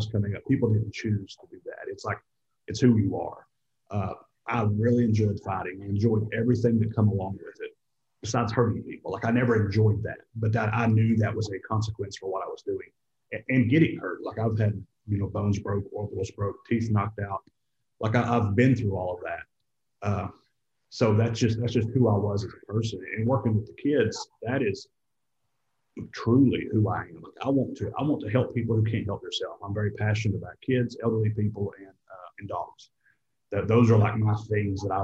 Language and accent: English; East Tennessee, United States; moved away as an adult; also born or lived in Peachtree City, Georgia; I was born and raised in East Tennessee.